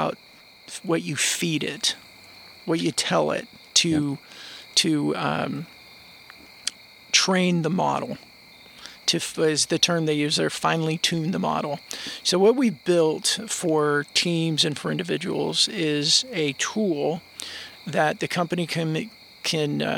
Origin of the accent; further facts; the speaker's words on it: Chino, California, United States; I grew up in Chino, California, about 40 miles east of Los Angeles